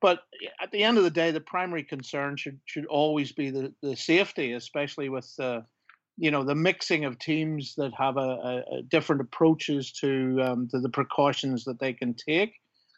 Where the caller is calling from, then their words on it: Belfast, Northern Ireland, United Kingdom; also born or lived in New York; I'm calling in from Belfast.